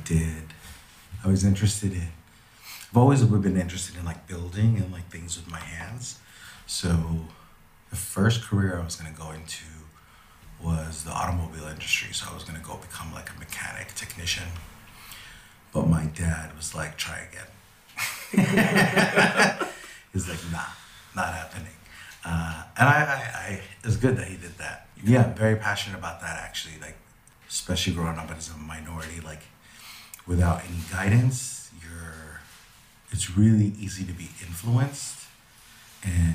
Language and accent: English; Los Angeles, California, United States; I grew up here. I was born and raised